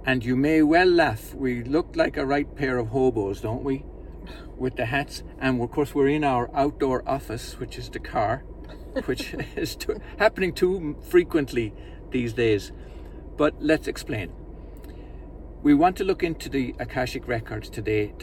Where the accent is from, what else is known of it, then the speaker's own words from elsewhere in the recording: Ireland; growing up in Holy Catholic Ireland